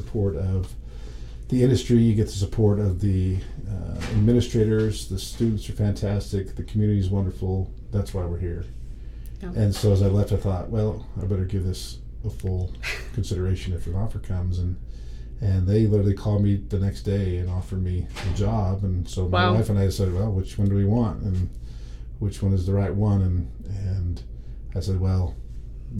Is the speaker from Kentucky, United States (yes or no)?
no; southeastern Idaho, United States; moved away as an adult; I was born and raised in southeastern Idaho.